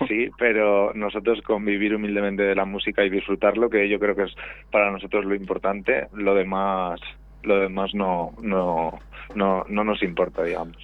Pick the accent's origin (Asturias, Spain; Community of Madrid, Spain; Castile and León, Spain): Castile and León, Spain; Valladolid; yo soy de Valladolid